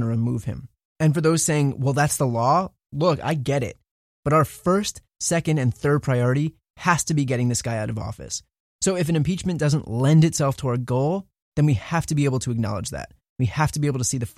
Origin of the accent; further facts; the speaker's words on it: New Jersey, United States; moved away; I grew up in New Jersey, and you're the senator for my family who still lives there